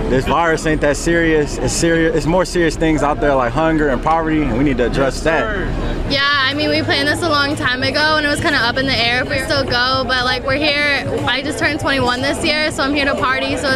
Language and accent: English; New Orleans, Louisiana, United States; It sucks, and I'm from New Orleans, so this really sucks.